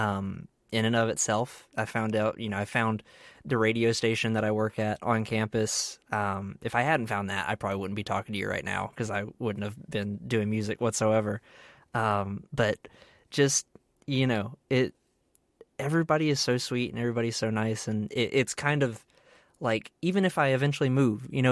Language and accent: English; Baldwin County, Alabama, United States; moved away as an adult; also born or lived in Mobile, Alabama; now in Auburn, United States; I'm originally from Baldwin County, Alabama.